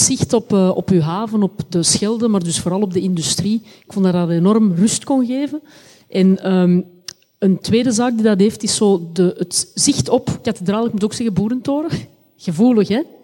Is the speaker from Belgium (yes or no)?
yes; Antwerp, Flanders, Belgium; als Antwerpenaar